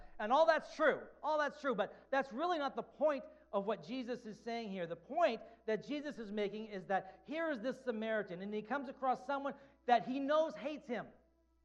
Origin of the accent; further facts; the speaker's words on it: New England, United States; growing up in New England